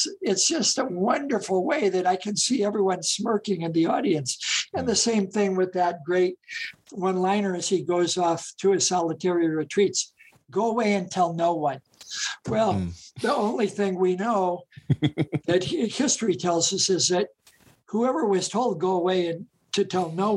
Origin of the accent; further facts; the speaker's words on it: Gary, Indiana, United States; where I grew up in Gary, Indiana